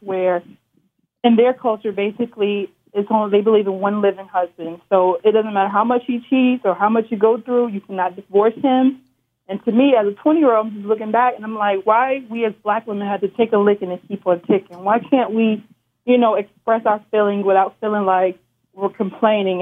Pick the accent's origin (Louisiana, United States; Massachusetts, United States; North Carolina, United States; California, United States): North Carolina, United States; I'm from North Carolina